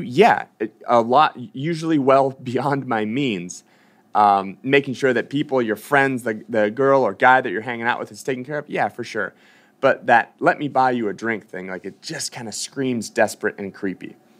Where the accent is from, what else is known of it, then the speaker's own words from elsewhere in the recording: Boston, Massachusetts, United States; moved away; I'm from Boston. I used to train at Reebok CrossFit One.